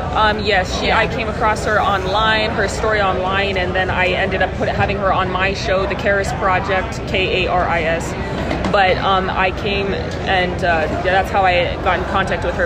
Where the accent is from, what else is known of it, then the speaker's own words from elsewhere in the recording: Canada; moved away as an adult; now in United States; I am an American Indian born in Canada